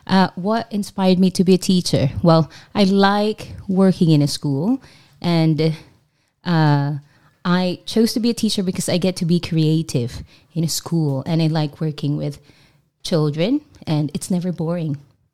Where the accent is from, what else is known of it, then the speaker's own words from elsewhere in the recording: Qatar; now in Taiwan; I grew up in Qatar